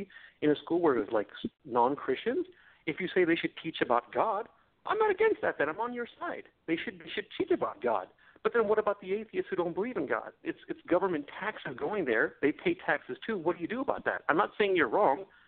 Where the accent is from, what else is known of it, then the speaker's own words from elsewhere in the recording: India; So I'm from a Hindu family. I'm from India